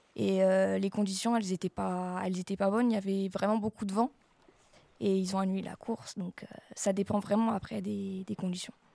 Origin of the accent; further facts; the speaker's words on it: Marcoussis, Île-de-France, France; je viens de Marcoussis